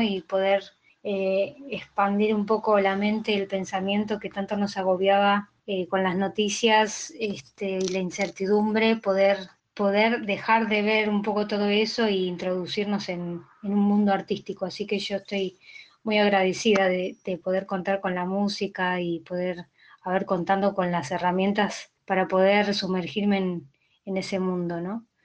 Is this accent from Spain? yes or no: no; Buenos Aires, Argentina; soy una cantautora de Buenos Aires, Argentina, vivo en Saavedra.